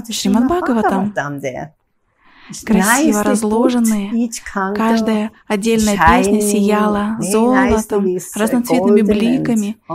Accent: Switzerland; moved away as an adult; now in Mayapur, India; Я из Швейцарии и живу здесь, в Майпуре, с 1998

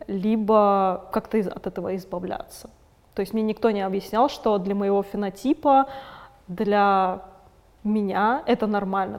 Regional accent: Moscow, Russia; first language Russian; я выросла в Москве, mm ходила в российскую школу, говорю по-русски, это мой первый язык

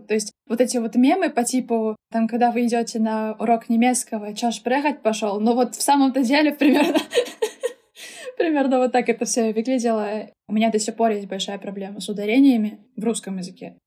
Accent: Saint Petersburg, Russia; first language German and Russian; Я выросла и родилась здесь, в Санкт-Петербурге, откуда, собственно, я сегодня с вами и разговариваю

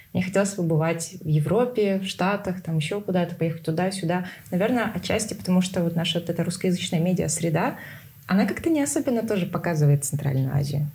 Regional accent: Tuva, Russia; Из Тувы

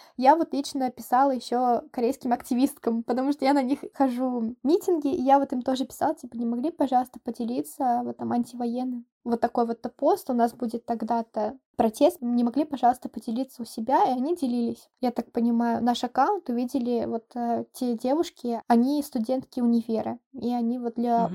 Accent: Russia; now in South Korea; я русская, я не украинка

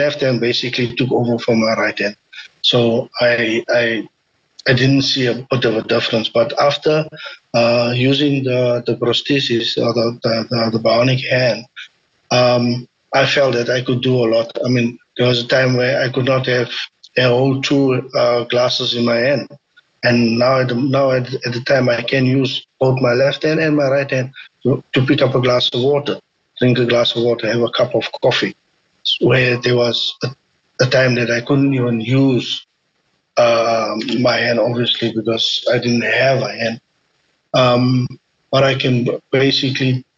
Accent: South Africa; I was actually born in South Africa

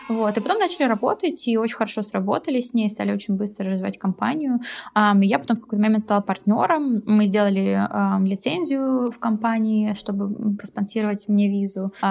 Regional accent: Krasnodar, Krasnodar Krai, Russia; moved away as an adult; also born or lived in London; now in Germany; А, когда мне было 18 лет, я переехала из Краснодара в Лондон. Прожила в Лондоне почти 11 лет, и вот два года назад переехала в Германию.

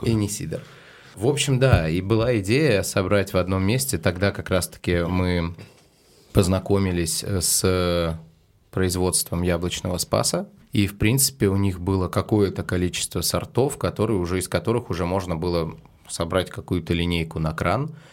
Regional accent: Severomorsk, Murmansk Oblast, Russia; now in Saint Petersburg, Russia; Я из Североморска.

